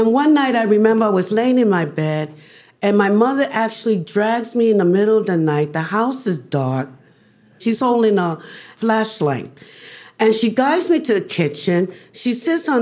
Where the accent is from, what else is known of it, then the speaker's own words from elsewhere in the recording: New York City, New York, United States; I grew up in the Barrios. That's east, that was Spanish Harlem